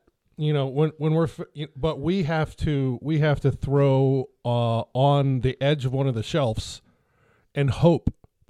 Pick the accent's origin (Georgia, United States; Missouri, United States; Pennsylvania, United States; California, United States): Pennsylvania, United States; Allegheny River; I grew up on the Allegheny.